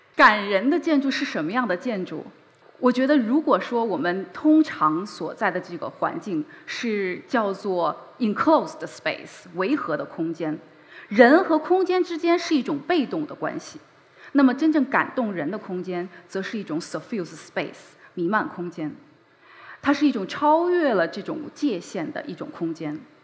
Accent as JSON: {"language": "Chinese", "region": "Beijing", "country": "China", "tie": "born or raised there", "said": "我是个北京人，我出生在北京，在北京长大。距离这里很近的地方就是我的母校北京四中。我在那里度过了非常珍贵的高中时光"}